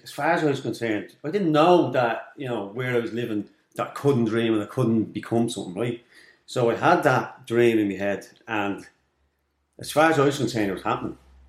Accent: Darndale, Leinster, Ireland; I grew up in Darndale in Kulak.

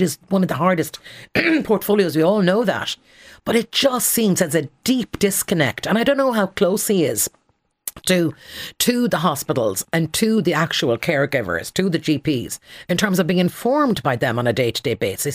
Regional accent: Connemara Gaeltacht, Galway, Connacht, Ireland; I grew up in the Connemara Gaeltacht

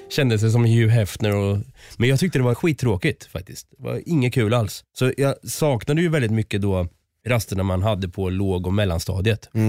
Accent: Östergötland, Sweden

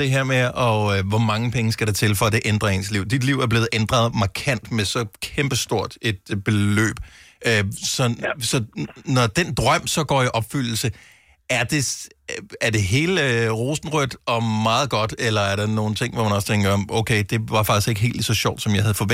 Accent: Denmark; fordi vi er danskere

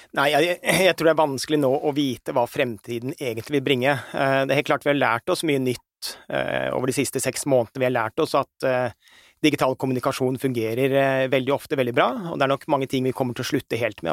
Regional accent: Norway; Vi som nordmenn

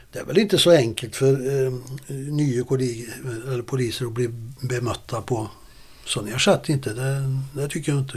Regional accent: Karlstad, Värmland, Sweden; also born or lived in Stockholm; hemma i Karlstad

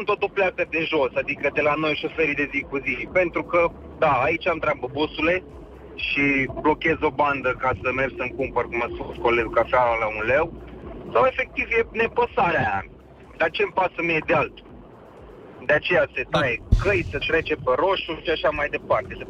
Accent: Arad, Arad County, Romania; vă sunt din Arad.

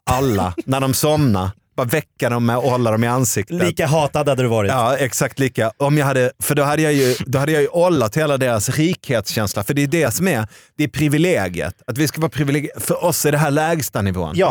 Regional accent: Sweden; nej, men jag är från Sverige.

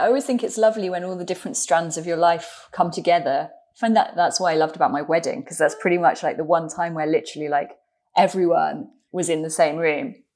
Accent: London, United Kingdom; as a Londoner

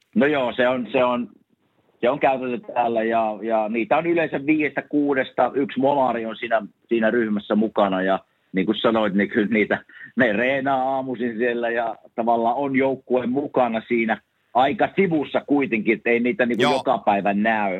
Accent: Savonia, Finland

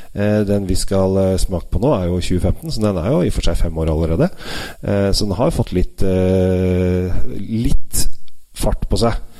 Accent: Norway; som sitter her hjemme i Norge

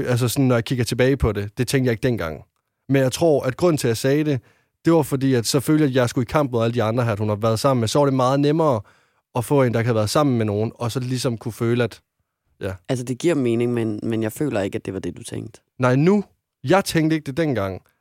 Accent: West Jutland, Denmark; nu kommer jeg fra Vestjylland og er en øh, dreng

